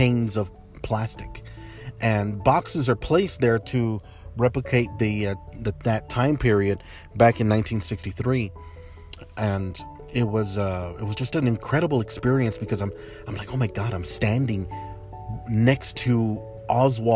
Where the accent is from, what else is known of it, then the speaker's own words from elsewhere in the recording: El Paso, Texas, United States; I'm from El Paso, and it's a dry heat over there